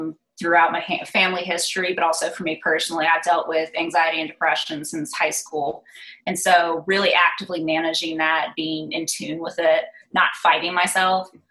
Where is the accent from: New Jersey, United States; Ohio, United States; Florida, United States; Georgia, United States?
Georgia, United States; Atlanta; I'm an only child born and raised in Atlanta.